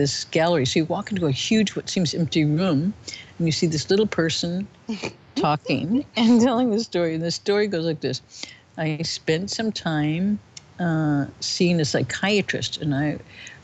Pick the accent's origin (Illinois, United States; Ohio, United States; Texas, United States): Illinois, United States; born or raised there